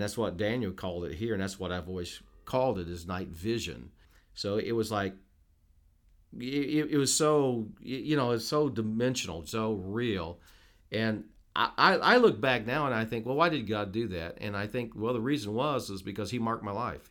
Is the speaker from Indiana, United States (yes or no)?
yes; Petersburg, Indiana, United States; moved away as an adult; also born or lived in Noblesville, Indiana / Carmel, Indiana / Jasper, Indiana; now in Newburgh, United States; in the '60s, early '60s, we moved into Petersburg, and spent 20 years. I grew up there went to school all my years of schooling